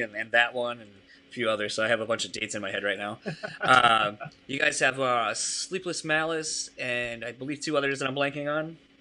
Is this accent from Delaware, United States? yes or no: yes; Delaware, United States; moved away; I'm from Delaware originally